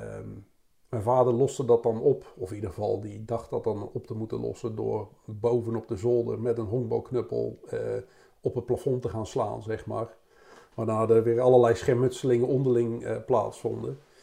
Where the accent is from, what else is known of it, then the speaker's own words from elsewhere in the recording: Rotterdam, South Holland, Netherlands; te wonen in Rotterdam, zeg maar, waar ik ook geboren, waar ik geboren ben